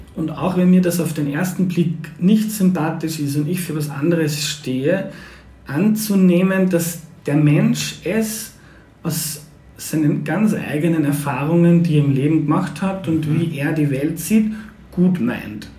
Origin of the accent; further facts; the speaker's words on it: Lower Austria, Austria; ich komme aus Niederösterreich